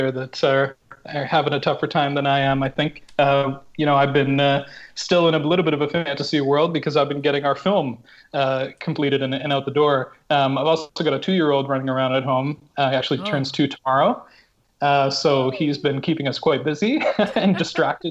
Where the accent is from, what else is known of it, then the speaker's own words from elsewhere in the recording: Vancouver Island, British Columbia, Canada; I grew up on Vancouver Island